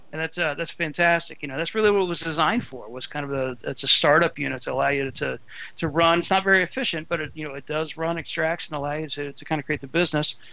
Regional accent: Ohio, United States; I'm from Ohio

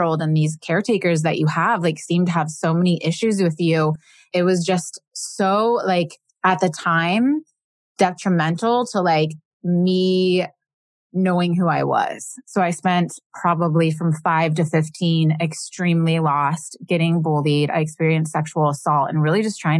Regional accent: Midwest, United States; I grew up in the Midwest

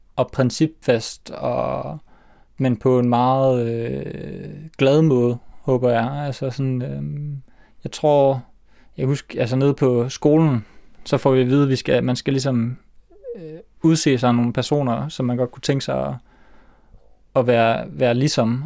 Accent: Aalborg, North Denmark Region, Denmark; der var en familiefest hjemme i Aalborg

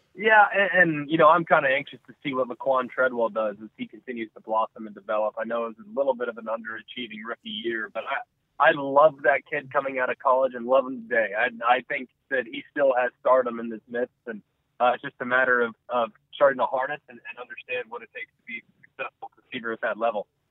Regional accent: Southlake, Texas, United States; I grew up in Southlake, Texas

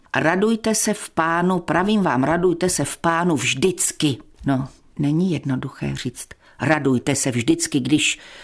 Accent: South Moravian Region, Czechia; moved away as an adult; now in North Moravia, Czechia; Jsem z Jižní Moravy a tam se mluví trochu jinak

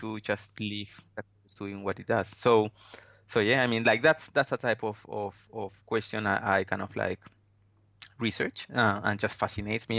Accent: Peru; moved away as an adult; also born or lived in Wollongong, Australia / Brisbane, Australia; now in Sunshine Coast, Australia; I am from Peru originally. Moved to Australia probably twelve or fourteen years.

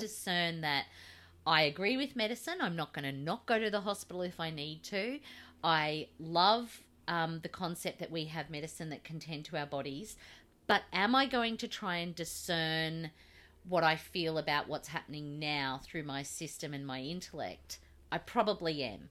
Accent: Australia; you and I both reject Scott Morrison as our Australian father

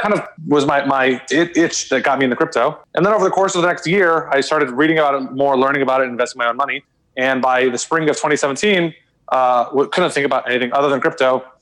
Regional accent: Austin, Texas, United States; moved away as an adult; also born or lived in New York; born and raised in Austin

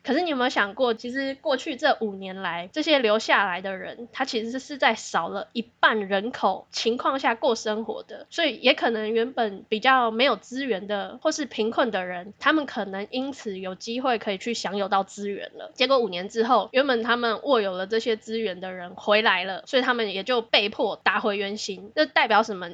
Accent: Taiwan; 我们台湾人很幸福啦

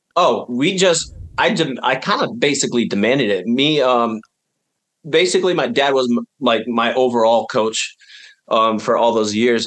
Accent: upstate New York, United States; we lived on top of a mountain in upstate New York

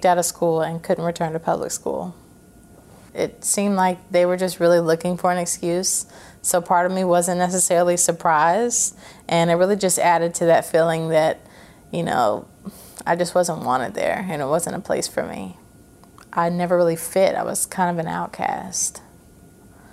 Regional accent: Clarksville, Tennessee, United States; also born or lived in Fort Campbell, Kentucky; I was raised there in Clarksville by my adopted parents

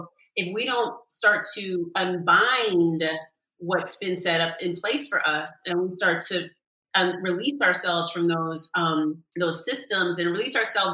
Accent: California, United States; now in New York, United States; I'm from California too, so I'm just used to like the sunshine every day.

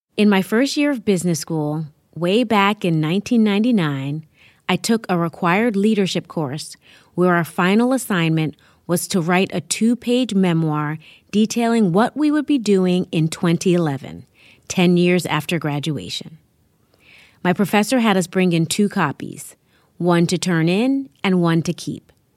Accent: New York City, New York, United States; I live in my hometown, New York City.

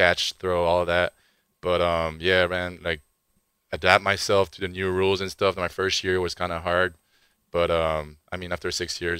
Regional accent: Canada; moved away as an adult; I'm from Canada, right? So like every year I live the two opposites. It's like hot here, and then I go back home. It's full of snow and really cold.

